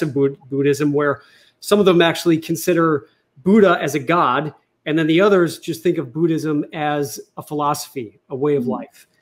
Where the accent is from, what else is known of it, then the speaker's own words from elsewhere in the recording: United States; I was born in America and you know I was raised as a Catholic